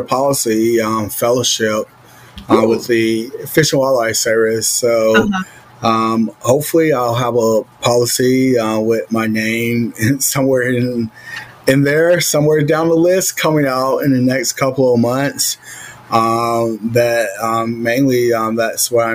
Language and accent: English; Georgia, United States; I'm from Georgia